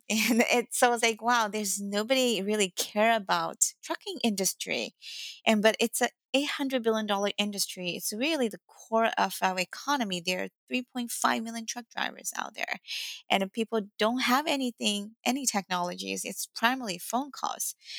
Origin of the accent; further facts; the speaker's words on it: Shanghai, China; English is a second language; moved away as an adult; now in United States; English is not my first language and uh, um, I was born in Shanghai, China. So I speak both Mandarin Chinese and Shanghainese and a little bit Cantonese